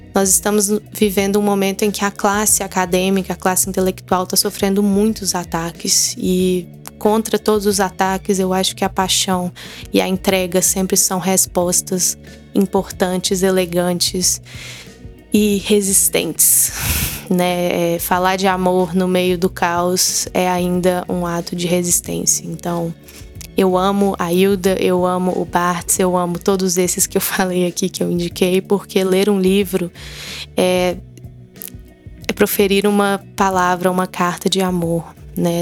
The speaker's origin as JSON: {"language": "Portuguese", "town": "Belo Horizonte", "region": "Minas Gerais", "country": "Brazil", "tie": "born or raised there", "said": "Eu sou mineira de Belo Horizonte, cresci é, permeada por essa cultura da família tradicional mineira."}